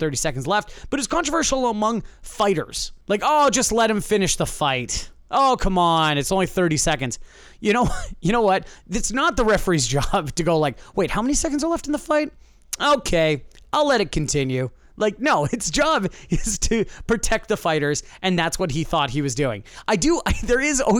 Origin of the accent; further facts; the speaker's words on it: Canada; I am Canadian.